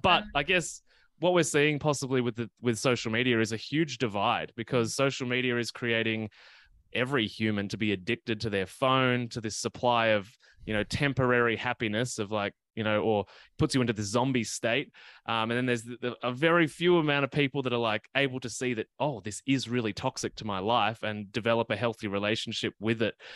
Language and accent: English; Gippsland, Victoria, Australia; moved away; I actually grew up in the, in the countryside, um, and even when I go back to my hometown in Gippsland in Victoria